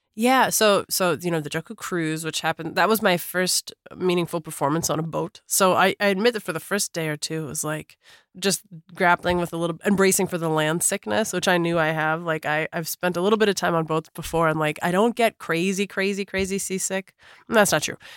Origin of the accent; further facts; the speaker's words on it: Minneapolis, Minnesota, United States; I grew up in Minneapolis, Minnesota